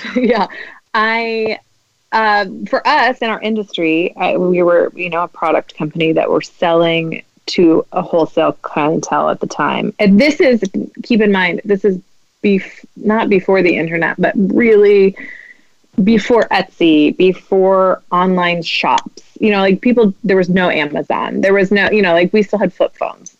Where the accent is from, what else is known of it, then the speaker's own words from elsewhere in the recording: Midwest, United States; I'm Midwestern